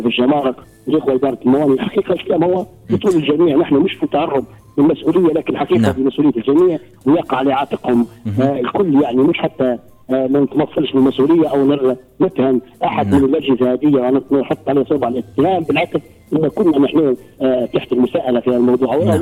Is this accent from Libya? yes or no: yes; Libya